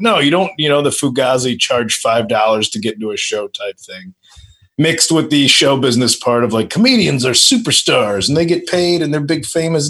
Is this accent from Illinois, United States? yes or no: yes; the Midwest, Illinois, United States; moved away; I'm from the Midwest.